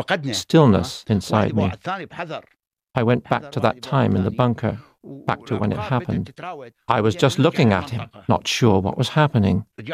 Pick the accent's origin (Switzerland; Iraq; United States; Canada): Iraq; moved away; I'm not actually Iranian, and Farsi isn't my mother tongue.